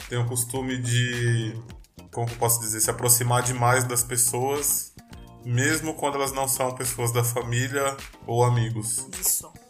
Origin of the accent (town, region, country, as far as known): Brazil